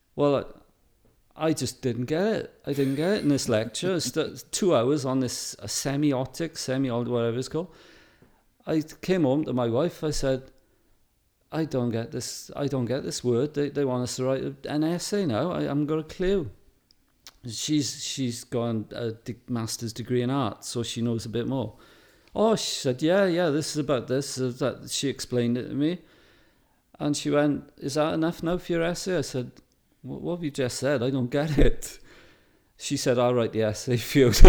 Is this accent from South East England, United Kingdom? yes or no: no; Wales, United Kingdom; being a Welshman